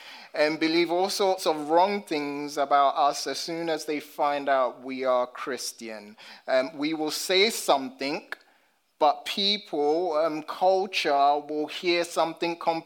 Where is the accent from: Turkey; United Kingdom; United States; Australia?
United Kingdom; London; as a black British man, growing up in London